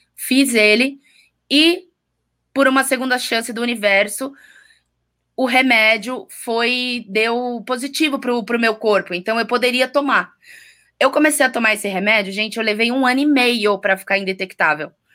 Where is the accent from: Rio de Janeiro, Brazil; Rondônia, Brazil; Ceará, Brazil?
Rio de Janeiro, Brazil; Eu sou carioca, nasci no Rio de Janeiro, em Botafogo, em 1989